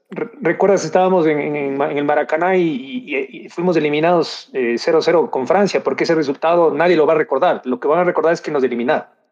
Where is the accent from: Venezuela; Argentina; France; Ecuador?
Ecuador; somos ecuatorianos